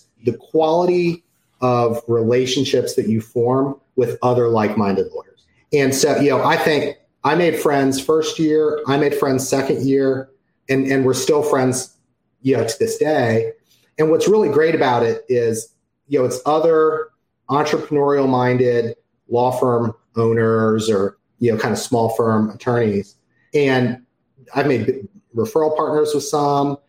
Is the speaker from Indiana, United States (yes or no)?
no; Maryland, United States; now in Atlanta, United States; I am currently in Atlanta, Georgia. I grew up in Maryland